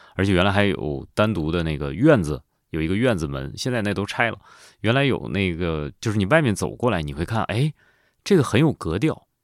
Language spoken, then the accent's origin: Chinese; Jilin City, Jilin, China; 我们家乡，就吉林市